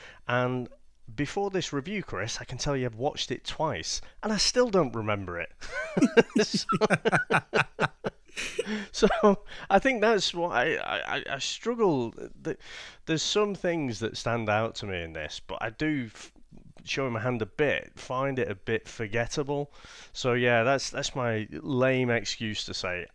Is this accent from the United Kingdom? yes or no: yes; St Helens, North West England, United Kingdom; growing up in St. Helens.